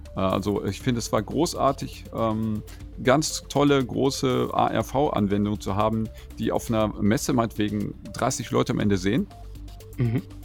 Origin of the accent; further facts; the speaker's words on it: North Rhine-Westphalia, Germany; moved away; in einem anderen Verlagshaus in meiner Heimatregion, wo ich mal herstamme, die Neue Westfälische